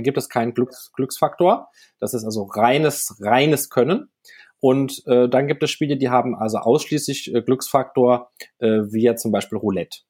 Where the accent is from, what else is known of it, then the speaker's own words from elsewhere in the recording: France; moved away; nach Frankreich, wo ich herkomme ursprünglich